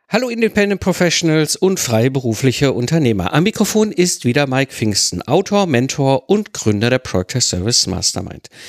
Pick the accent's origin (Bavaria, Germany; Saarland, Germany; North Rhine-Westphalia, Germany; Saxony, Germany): North Rhine-Westphalia, Germany; Ruhr area; now in Rheidt, Germany; ich kenne keinen Karneval, ich komme aus dem Ruhrpott, da hatten wir keinen Karneval